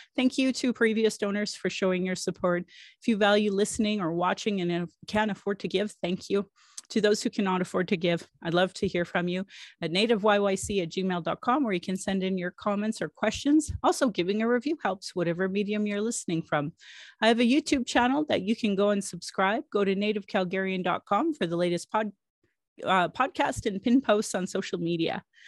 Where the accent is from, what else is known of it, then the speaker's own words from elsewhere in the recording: Calgary, Alberta, Canada; I was born in Calgary